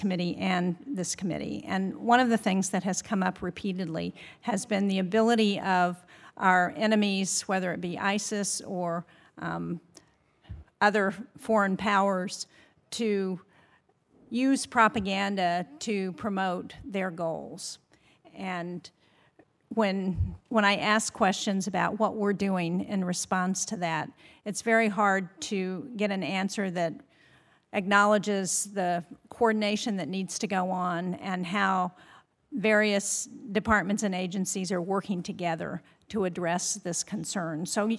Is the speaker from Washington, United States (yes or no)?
no; New Hampshire, United States; In my home state of New Hampshire, we are experiencing one of the warmest winters with the least snow we've ever seen.